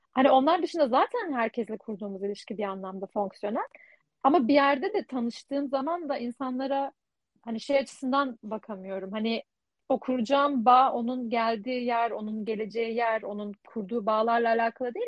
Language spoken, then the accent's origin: Turkish; Turkey; moved away as an adult; also born or lived in Leiden, Netherlands; now in Netherlands; ben de Türk'üm